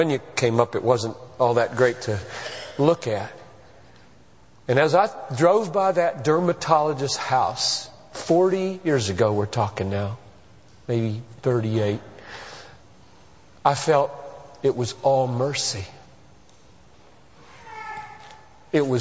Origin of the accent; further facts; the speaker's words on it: Greenville, South Carolina, United States; moved away; I grew up in Greenville